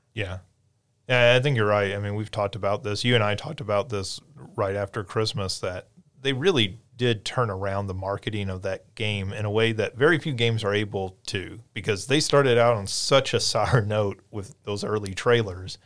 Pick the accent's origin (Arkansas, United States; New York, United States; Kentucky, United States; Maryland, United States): Kentucky, United States; Paducah; moved away; Paducah, which is where I'm from